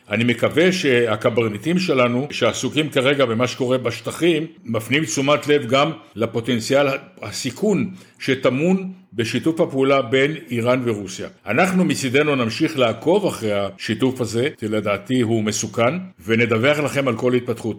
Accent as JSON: {"language": "Hebrew", "country": "Israel", "said": "שאנחנו צריכים כישראלים"}